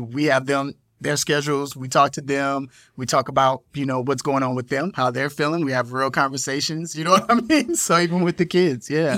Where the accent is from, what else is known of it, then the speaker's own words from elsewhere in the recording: Chicago, Illinois, United States; I'm from Chicago